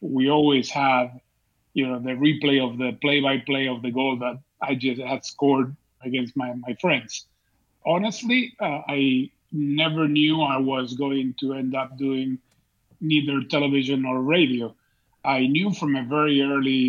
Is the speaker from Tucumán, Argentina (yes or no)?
no; Buenos Aires, Argentina; moved away; I grew up in Argentina, in Buenos Aires